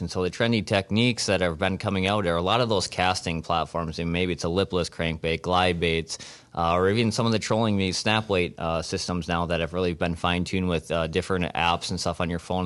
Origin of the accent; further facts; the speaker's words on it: Beaver Dam, Wisconsin, United States; I'm from Beaver Dam, Wisconsin